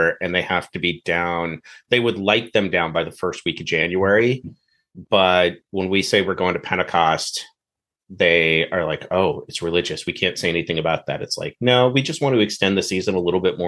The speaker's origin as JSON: {"language": "English", "region": "Minnesota", "country": "United States", "tie": "born or raised there", "said": "I grew up in Minnesota"}